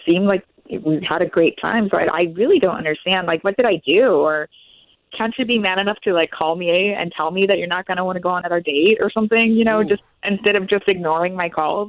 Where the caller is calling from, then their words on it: Ocoee, Florida, United States; Oh, from Ocoee.